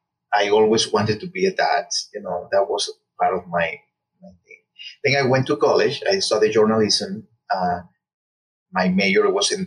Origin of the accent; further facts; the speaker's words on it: Cuba; moved away as an adult; also born or lived in Guantanamo / Havana; I am Cuban and I grew up in Cuba around women, strong women.